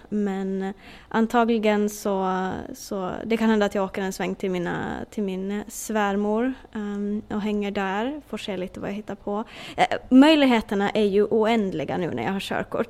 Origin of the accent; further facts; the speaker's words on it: Åland Islands; moved away as an adult; now in Florida, United States; Jag har jobbat på motorfordonsbyrån hemma på Åland